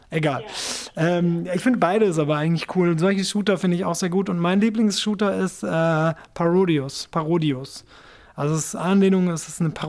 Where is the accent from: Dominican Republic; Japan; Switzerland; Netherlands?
Japan; also ich bin ja in Japan aufgewachsen, das heißt, ich bin natürlich mit Nintendo Videogames